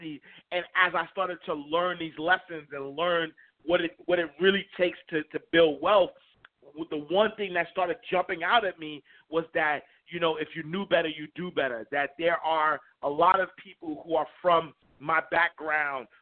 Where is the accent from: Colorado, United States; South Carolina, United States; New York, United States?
New York, United States; New York City; growing up in Harlem, New York, in the St. Nicholas houses